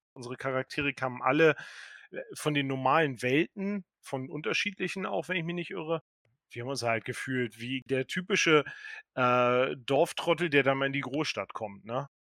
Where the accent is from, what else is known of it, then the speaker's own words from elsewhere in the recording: Delmenhorst, Lower Saxony, Germany; moved away as an adult; now in Berlin, Germany; Ich komme aus der Nähe von Bremen, aus dem sagenumworbenen Delmhorst